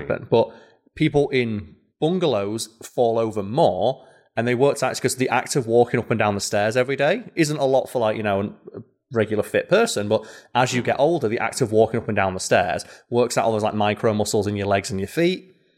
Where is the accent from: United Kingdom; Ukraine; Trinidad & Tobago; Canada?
United Kingdom; I'm a British man with hair.